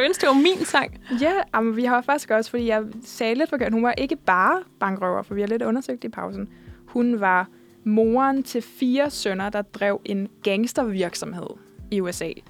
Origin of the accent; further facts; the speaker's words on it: Odense, Southern Denmark, Denmark; moved away as an adult; also born or lived in Funen; now in Copenhagen, Denmark; jeg er fra Odense